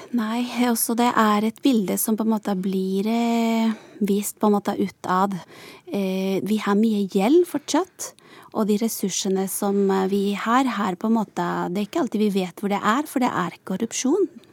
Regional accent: Santa Cruz de la Sierra, Santa Cruz, Bolivia; moved away as an adult; also born or lived in Sarpsborg, Norway; now in Norway; jeg kommer fra Santa Cruz, og da er det lavlandet

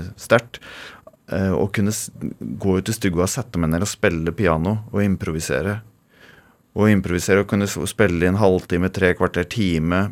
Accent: Toten, Innlandet, Norway; Dirigerte kirkekoret hjemme på Toten i 25 år.

